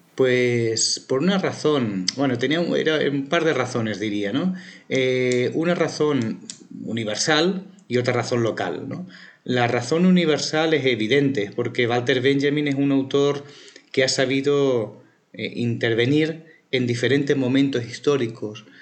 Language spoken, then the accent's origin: Spanish; Barcelona, Catalonia, Spain; also born or lived in Plasencia, Extremadura, Spain; Barcelona siempre había sido una ciudad muy importante para mí, pasé buena parte de mi infancia